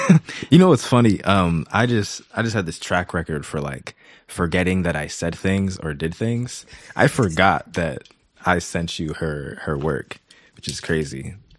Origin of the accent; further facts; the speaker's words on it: Massachusetts, United States; moved away; also born or lived in Columbus, Ohio / Philadelphia, Pennsylvania; I am originally from Massachusetts